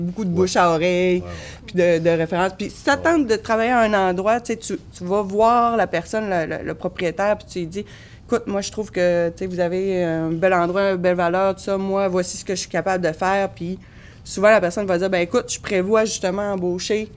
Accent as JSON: {"language": "French", "town": "Chicoutimi", "region": "Quebec", "country": "Canada", "tie": "born or raised there", "moved": "yes", "lives_now": "Carleton-sur-Mer, Canada", "said": "je suis originaire du Saguenay, de Chicoutimi"}